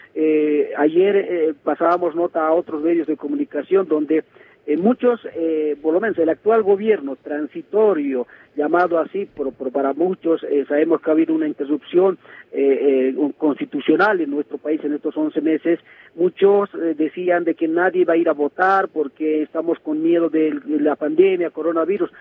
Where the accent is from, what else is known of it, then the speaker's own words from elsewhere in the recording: Bolivia; also born or lived in La Paz; nos ha dado al pueblo boliviano